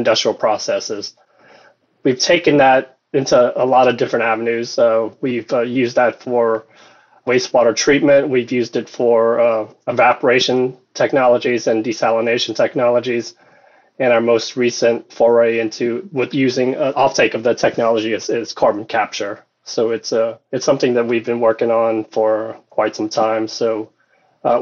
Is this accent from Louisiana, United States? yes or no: yes; Louisiana, United States; moved away; also born or lived in New York; I am originally from Louisiana, so I moved back down to raise family